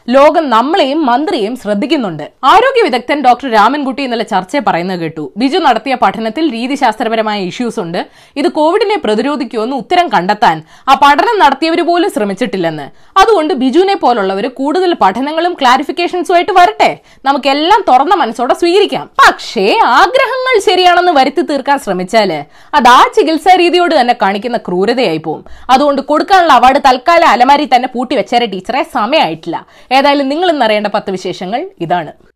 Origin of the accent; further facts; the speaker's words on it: Malayali, Kerala, India; ഒരു മലയാളി എന്ന നിലയിലും ഒരു സ്ത്രീ എന്ന നിലയിലും